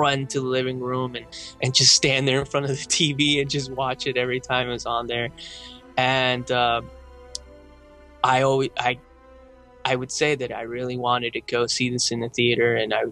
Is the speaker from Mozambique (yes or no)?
no; Uruguay; now in United States; I come from Uruguay